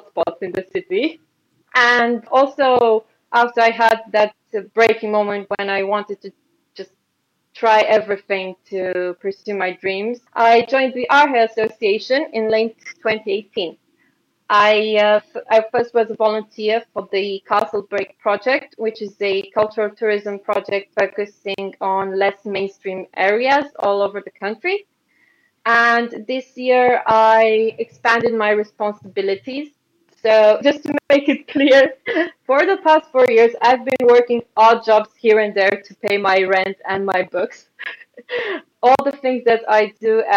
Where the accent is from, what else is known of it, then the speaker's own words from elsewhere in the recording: Ploiești, Prahova, Romania; now in Bucharest, Romania; I'm currently based in the Romanian capital of Bucharest, which is approximately 1 hour south of my hometown of Ploiești